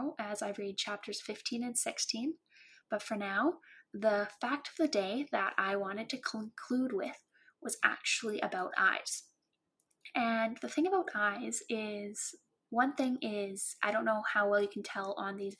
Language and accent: English; Cranbrook, British Columbia, Canada; growing up in Cranbrook